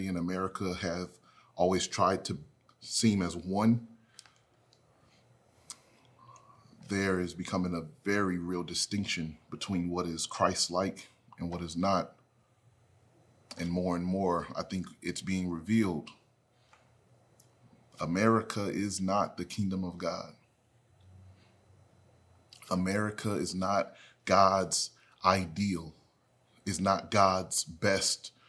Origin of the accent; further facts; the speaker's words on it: United States; I'm an American